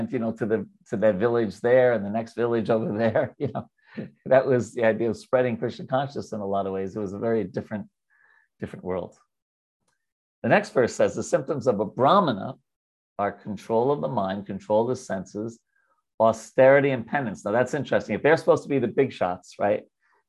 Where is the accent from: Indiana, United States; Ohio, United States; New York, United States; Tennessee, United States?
New York, United States; I'm a Jew from New York